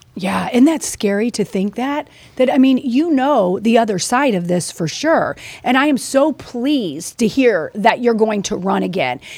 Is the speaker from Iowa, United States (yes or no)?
no; Missouri, United States; I'm from Missouri